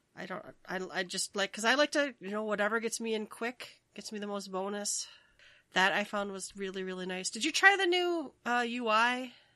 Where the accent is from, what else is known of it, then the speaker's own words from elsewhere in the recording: Minnesota, United States; I'm from Minnesota